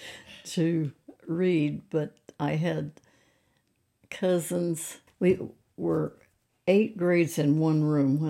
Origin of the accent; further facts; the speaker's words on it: Zion, Missouri, United States; also born or lived in St. Louis, Missouri; I live across 67 Highway from where I was born and raised